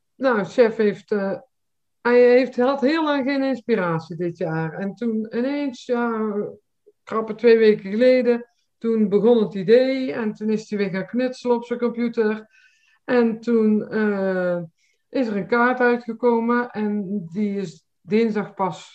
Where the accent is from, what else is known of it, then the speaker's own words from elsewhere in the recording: Nispen, North Brabant, Netherlands; moved away; Ik kom uit Nispen